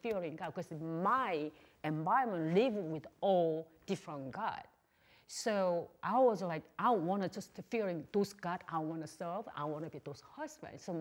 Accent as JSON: {"language": "English", "country": "South Korea", "also_born_or_lived": "Texas", "second_language": "English", "moved": "as an adult"}